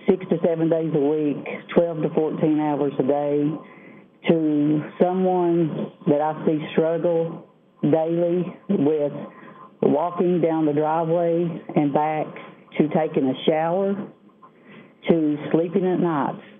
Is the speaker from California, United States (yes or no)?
no; Southwest Virginia, United States; I am from Southwest Virginia